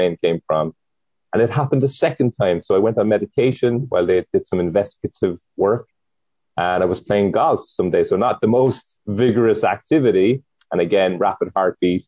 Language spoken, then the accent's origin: English; Cork, Munster, Ireland; moved away as an adult; also born or lived in San Diego; now in Oceanside, United States; I was born and raised in Cork, which is in Ireland, in the south of Ireland, and I moved to Oceanside 11 years ago.